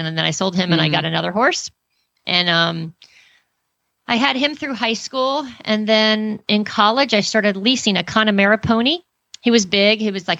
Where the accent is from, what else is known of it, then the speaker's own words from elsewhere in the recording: Oklahoma, United States; born there; I was born in Oklahoma, and my mom said there was like an Indian that lived down the street that had this white horse